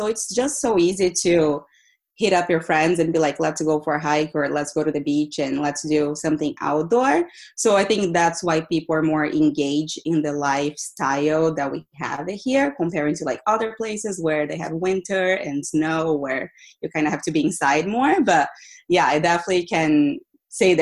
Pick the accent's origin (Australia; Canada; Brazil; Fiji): Brazil; also born or lived in Boston, United States; now in California, United States; I am originally from Brazil. I lived in Boston for about 10 years.